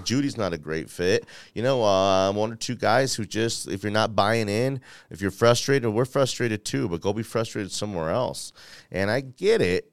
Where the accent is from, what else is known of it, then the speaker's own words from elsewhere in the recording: Denver, Colorado, United States; I'm from Denver, Colorado